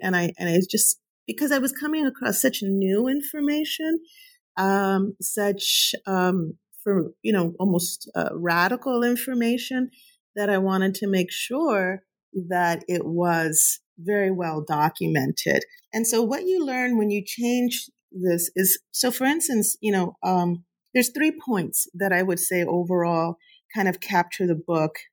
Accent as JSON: {"language": "English", "town": "Huntington Park", "region": "California", "country": "United States", "tie": "born or raised there", "said": "I grew up in Southeast LA, Huntington Park, California."}